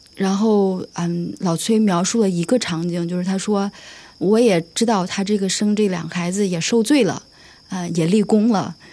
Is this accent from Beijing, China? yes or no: no; Henan, China; 今年三十四岁，我在河南的一个农村长大